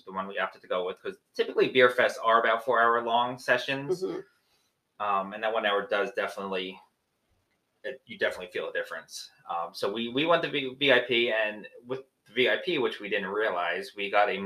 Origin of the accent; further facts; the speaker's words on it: New Jersey, United States; we're from New Jersey and we're minimum an hour and a half from New York